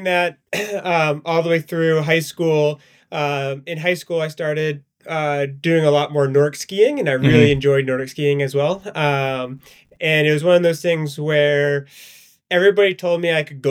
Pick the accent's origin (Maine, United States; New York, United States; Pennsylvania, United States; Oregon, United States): Maine, United States; moved away as an adult; now in Hanover, United States; I grew up in Maine